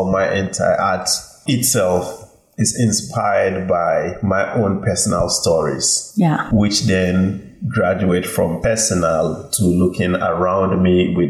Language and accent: English; Kintampo, Bono East, Ghana; now in Bronx, United States; I was born in Ghana, in Kintampo, which is known for its waterfall